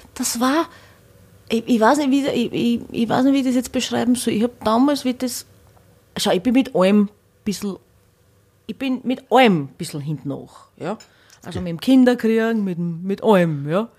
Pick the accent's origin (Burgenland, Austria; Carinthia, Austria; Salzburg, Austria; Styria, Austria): Burgenland, Austria; Hornstein; moved away; also born or lived in Vienna; bei der Tamboritze in Hornstein, wo ich her bin